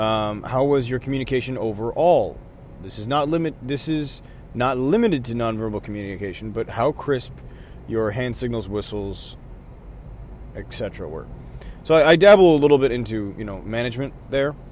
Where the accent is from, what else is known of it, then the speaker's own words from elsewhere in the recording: Buffalo, New York, United States; I'm from Buffalo, New York